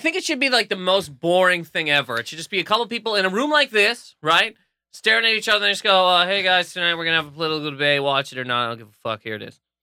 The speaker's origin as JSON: {"language": "English", "region": "New Brunswick", "country": "Canada", "tie": "born or raised there", "moved": "yes", "said": "growing up in New Brunswick"}